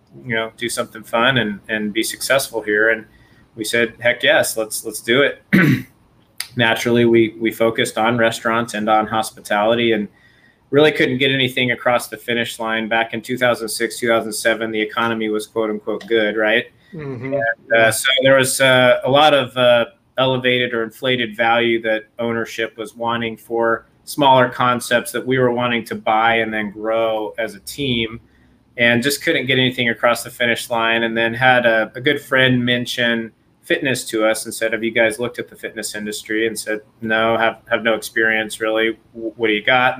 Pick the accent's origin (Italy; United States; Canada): United States; Southwest; moved away as an adult; also born or lived in New Mexico / Texas; now in San Diego, United States; I grew up in New Mexico and Texas. So Southwest